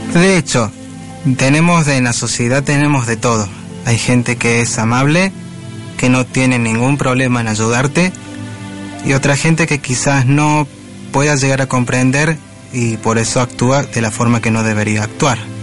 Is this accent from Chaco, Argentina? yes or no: no; Córdoba, Argentina; Soy de Córdoba capital